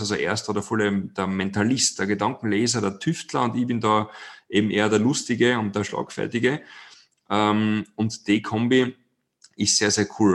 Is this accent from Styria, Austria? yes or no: yes; Styria, Austria; bin gebürtiger Steirer